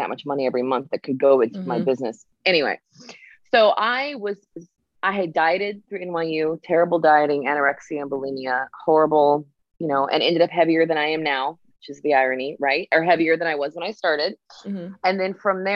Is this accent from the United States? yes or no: yes; Los Angeles, California, United States; also born or lived in New York City; now in Miami, United States; my company is inspired by the beaches of Miami where I live now. I grew up in Los Angeles